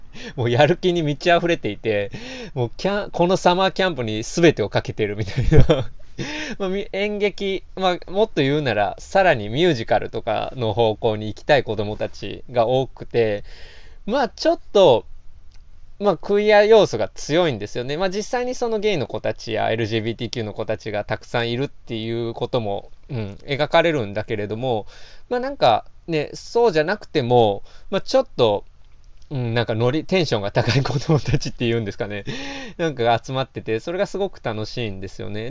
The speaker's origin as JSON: {"language": "Japanese", "region": "Osaka", "country": "Japan", "tie": "born or raised there", "said": "四十年近く大阪に住んできた"}